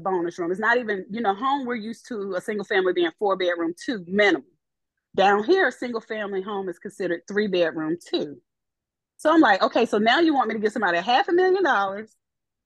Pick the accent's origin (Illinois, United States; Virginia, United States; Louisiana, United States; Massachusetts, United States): Virginia, United States; moved away as an adult; now in Florida, United States; come back to Virginia and I would have a house